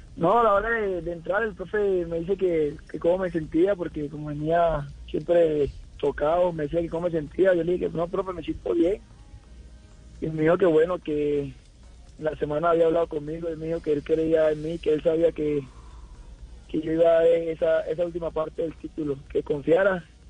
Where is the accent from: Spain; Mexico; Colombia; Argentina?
Colombia; moved away; mañana ya regreso a Colombia, ya me hace falta